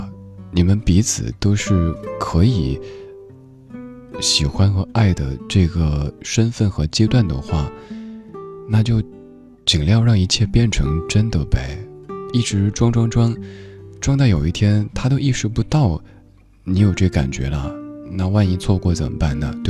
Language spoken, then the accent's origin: Chinese; Guangdong, China; 你说我能说身为广东人的我明天又要穿回短袖了吗？